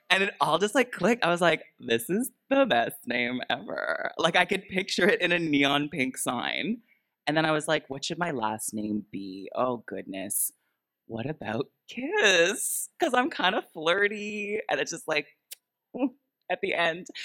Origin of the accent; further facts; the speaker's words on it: Peterborough, Ontario, Canada; also born or lived in Toronto; now in Vancouver, Canada; So the whole time I was just trying to make it in the big city. I moved from Peterborough, Ontario to Toronto, Ontario. Big move.